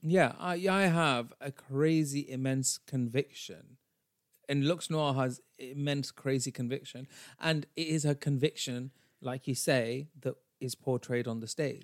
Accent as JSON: {"language": "English", "town": "Bradford", "region": "Yorkshire and the Humber", "country": "United Kingdom", "said": "I am a brown bitch from Bradford, even though I'm British and not American"}